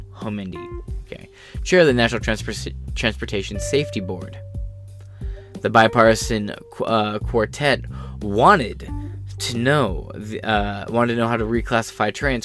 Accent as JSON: {"language": "English", "region": "Michigan", "country": "United States", "also_born_or_lived": "Ohio", "said": "I'm from Michigan"}